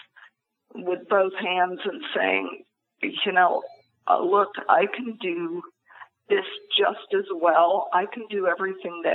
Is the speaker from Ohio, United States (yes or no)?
yes; Ohio, United States; now in New York, United States; my home state of Ohio